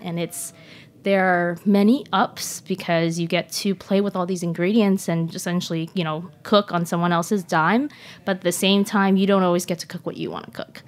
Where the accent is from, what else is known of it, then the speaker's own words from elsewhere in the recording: Seattle, Washington, United States; also born or lived in Shanghai; originally from Shanghai, but grew up in Seattle